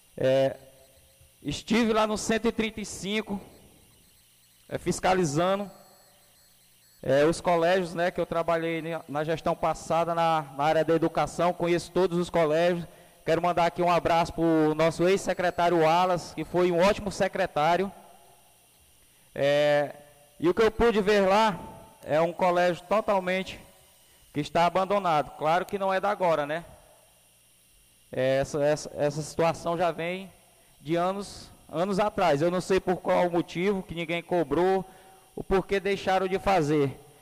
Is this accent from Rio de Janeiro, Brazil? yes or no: no; Pará, Brazil; lá onde eu aonde eu nasci, que foi lá no 125